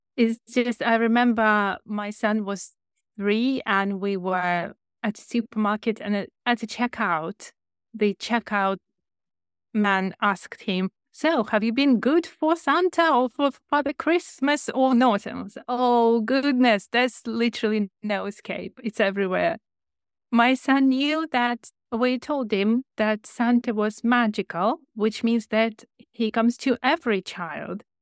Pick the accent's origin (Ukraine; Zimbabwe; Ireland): Ukraine; English is a second language; moved away as an adult; also born or lived in China; now in United Kingdom; I was an English teacher in Ukraine, where I'm from